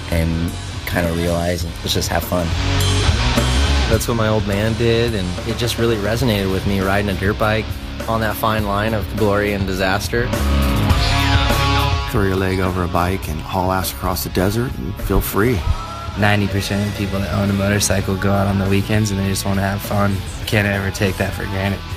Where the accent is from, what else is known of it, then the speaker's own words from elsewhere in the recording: Newhall, California, United States; I grew up in Newhall. That was 805.